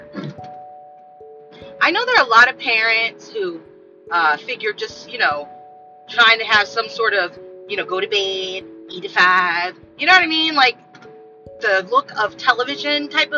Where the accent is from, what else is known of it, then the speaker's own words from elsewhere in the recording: Los Angeles, California, United States; moved away; also born or lived in Florida; I am from Los Angeles, South Central LA, and I grew up with a teen mom